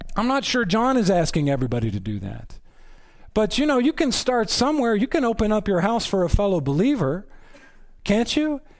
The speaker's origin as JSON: {"language": "English", "region": "Texas", "country": "United States", "said": "I'm from Texas."}